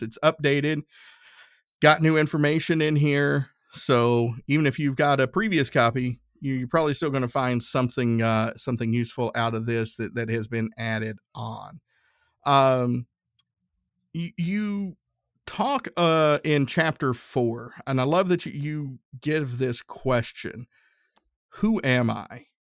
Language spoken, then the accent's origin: English; the South, United States; accent: southern; my southern accent